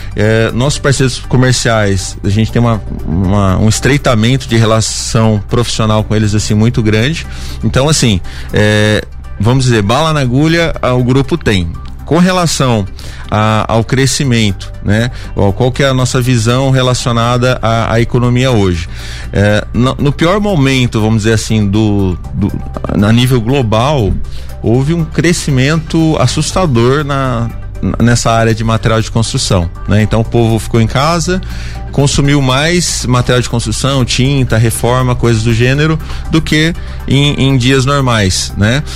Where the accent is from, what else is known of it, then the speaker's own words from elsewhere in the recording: Rio Claro, São Paulo, Brazil; Eu venho da cidade de Rio Claro